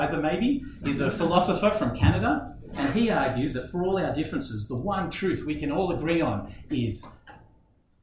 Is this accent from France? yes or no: no; Australia; I'm an Aussie, and it seems like at least this wedding is nothing like weddings we know in Australia today